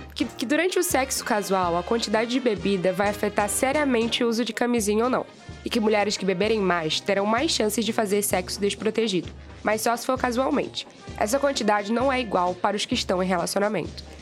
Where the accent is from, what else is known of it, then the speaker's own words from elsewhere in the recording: Belém, Pará, Brazil; Eu, paraense de Belém